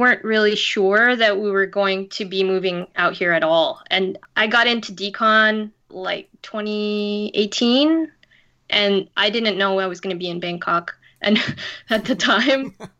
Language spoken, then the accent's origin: English; New York, United States; also born or lived in California / Las Vegas; now in Thailand; So I lived in New York for 20 years, and before that I was from the West Coast, California, and also Las Vegas.